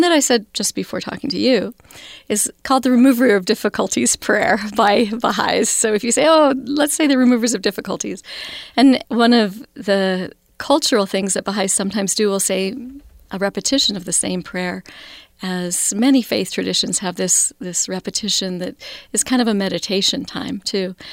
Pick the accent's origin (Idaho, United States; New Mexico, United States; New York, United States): Idaho, United States; Idaho Falls; now in Salt Lake City, United States; Growing up in Idaho Falls was a wonderful, small, thirty-five thousand people